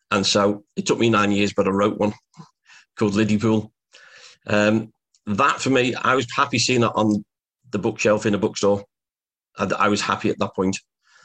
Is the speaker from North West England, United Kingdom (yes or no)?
yes; Liverpool, North West England, United Kingdom; growing up in the Dingle, where Ringo is from. Literally, came out my back gate at the bottom of Madryn Street, where Ringo was born. I went to the primary school, or elementary school, that Ringo had gone to, St. Silas. I lived in the Dingle